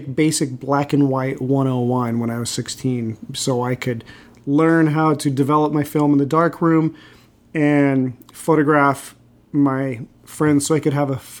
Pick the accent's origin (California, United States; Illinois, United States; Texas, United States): California, United States; Los Angeles; also born or lived in Fresno, California; I spent most of my life in L.A. I was born in Central California in Fresno.